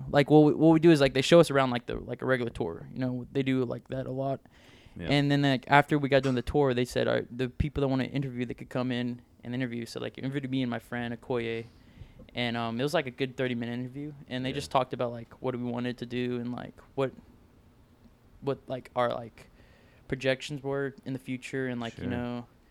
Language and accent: English; Palm Desert, California, United States; moved away; I'm from Cali, Southern Cal.